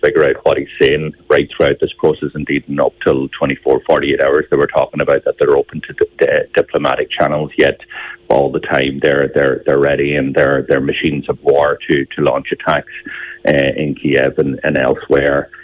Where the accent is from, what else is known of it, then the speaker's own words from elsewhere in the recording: Ireland; We as the Irish nation